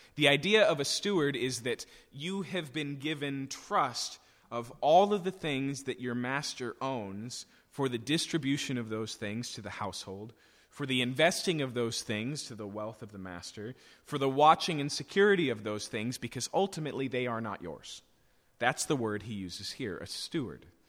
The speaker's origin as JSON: {"language": "English", "country": "United States", "said": "for us as American English speakers"}